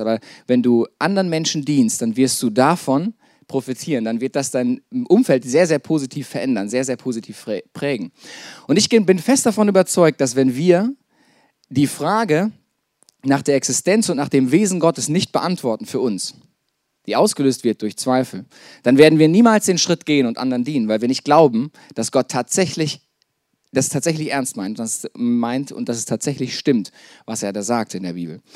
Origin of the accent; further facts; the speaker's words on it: Detmold, North Rhine-Westphalia, Germany; moved away as an adult; also born or lived in Lake Starnberg, Bavaria; ich bin in Detmold aufgewachsen